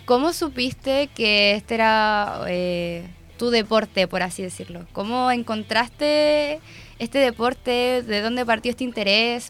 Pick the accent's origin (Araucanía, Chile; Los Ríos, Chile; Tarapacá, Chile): Araucanía, Chile; yo soy de la Araucanía